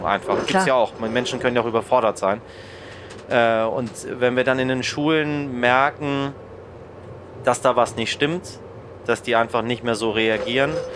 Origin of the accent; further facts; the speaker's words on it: Germany; hier bei uns in Deutschland